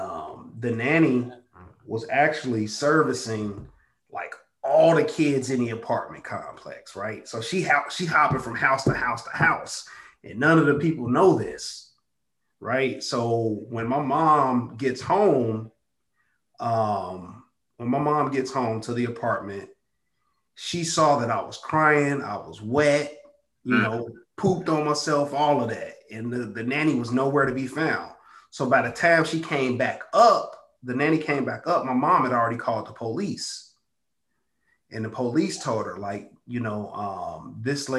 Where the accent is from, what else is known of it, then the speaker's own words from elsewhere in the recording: Chicago, Illinois, United States; now in Houston, United States; I'm from the south side of Chicago